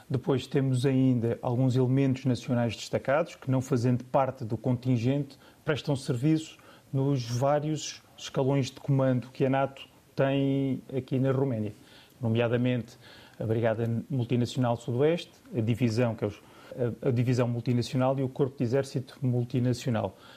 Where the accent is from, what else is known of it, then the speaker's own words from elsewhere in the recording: Barreiro, Setúbal, Portugal; Eu sou